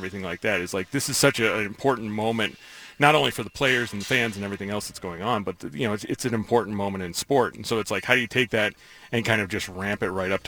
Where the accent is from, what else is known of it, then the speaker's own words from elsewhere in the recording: New York, United States; growing up in New York